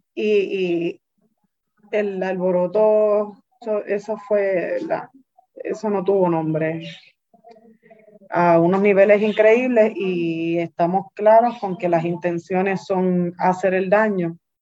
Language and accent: Spanish; Carolina, Puerto Rico; yo soy de Carolina.